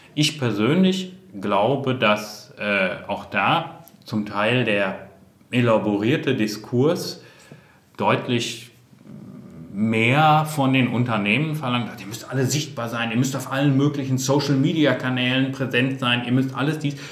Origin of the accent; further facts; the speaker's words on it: North Rhine-Westphalia, Germany; bin auch aus Westfalen